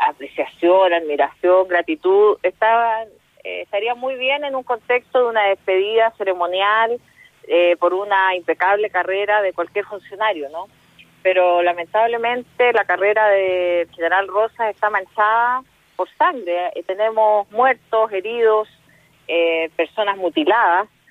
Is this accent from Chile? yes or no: yes; Chile; nosotros como chilenos y chilenas